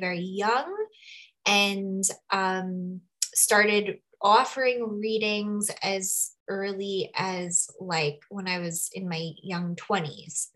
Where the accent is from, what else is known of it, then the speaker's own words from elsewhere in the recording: New York, United States; moved away as an adult; now in Sedona, United States; I currently live in Sedona. I'll share a little bit about how I ended up here, but I'm from New York originally.